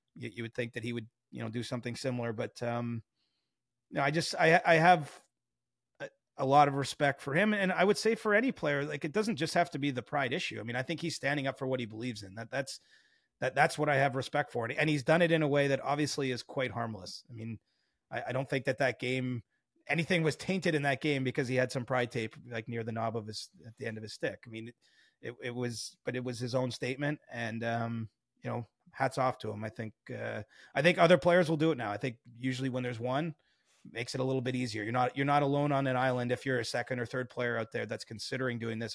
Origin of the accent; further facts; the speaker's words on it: Cobourg, Ontario, Canada; I'm from Coburg. I haven't, I don't exactly make a secret of where I'm from